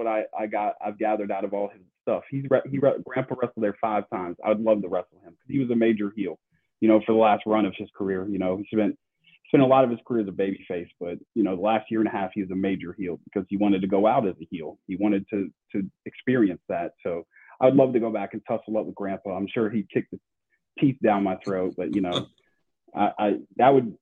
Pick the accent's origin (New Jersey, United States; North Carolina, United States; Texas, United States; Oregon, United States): North Carolina, United States; Charlotte; also born or lived in Kansas; now in Georgia, United States; I grew up in Charlotte, North Carolina. So I grew up in the North Carolina area